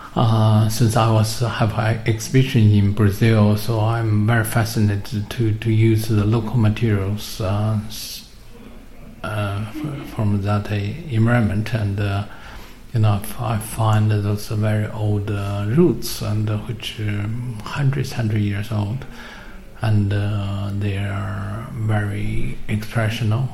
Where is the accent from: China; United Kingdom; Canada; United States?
China; moved away; I come from China